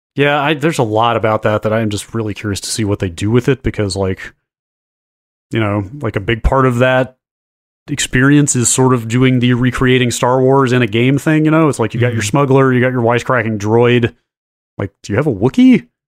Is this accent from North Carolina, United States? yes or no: yes; North Carolina, United States; North Carolina now, my home state